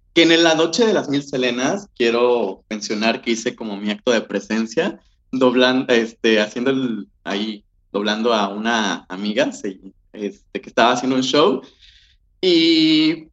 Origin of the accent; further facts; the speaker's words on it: Jojutla, Morelos, Mexico; moved away as an adult; now in Cuernavaca, Mexico; yo soy de Jojutla, soy, del sur del estado de Morelos, pero yo ya estaba viviendo aquí en Cuernavaca